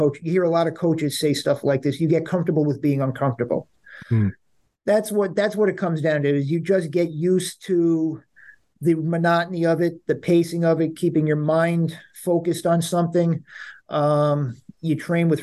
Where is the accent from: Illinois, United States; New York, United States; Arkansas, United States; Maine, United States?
New York, United States; Long Island; also born or lived in Queens, New York; now in New York City, United States; I'm born in Queens. I grew up on Long Island. I've been living in New York City. This is home